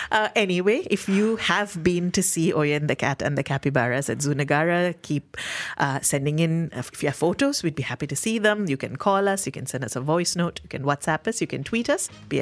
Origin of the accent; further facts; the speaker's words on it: Malaysia; I went in for free because as a Malaysian, 30 days from your birth date, entry is free.